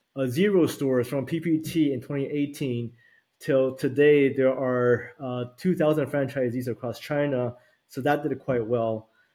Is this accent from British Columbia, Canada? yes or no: yes; Vancouver, British Columbia, Canada; also born or lived in Taiwan / Toronto; So I was born in Taiwan, and I moved to Vancouver when I was 11 in 91, and spoke a little bit of English, and basically took myself all the way through till college in Toronto.